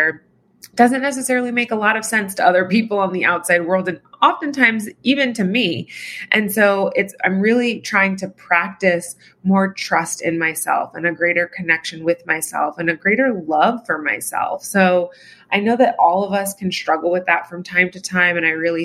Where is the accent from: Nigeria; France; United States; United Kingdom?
United States; Virginia; I'm from Virginia